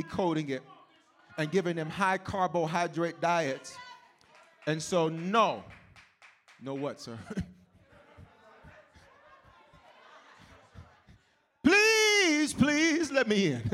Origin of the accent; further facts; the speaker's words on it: the South, United States; growing up in the South, you drink coffee, even as little kids